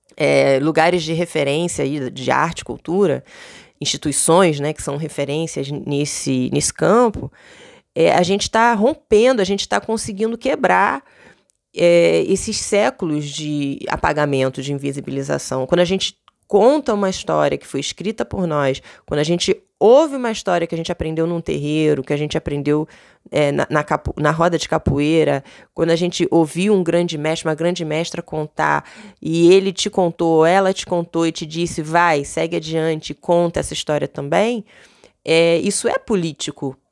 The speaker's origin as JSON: {"language": "Portuguese", "region": "Rio de Janeiro", "country": "Brazil", "tie": "born or raised there", "said": "eu sou nascida e criada em Vila Isabel, zona norte do Rio de Janeiro"}